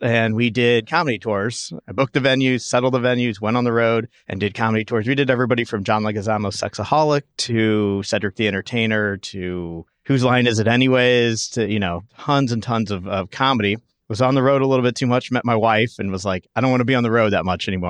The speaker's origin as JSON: {"language": "English", "town": "St. Louis", "region": "Missouri", "country": "United States", "also_born_or_lived": "Tulsa", "moved": "as an adult", "lives_now": "Chicago, United States", "said": "I'm from Saint Louis"}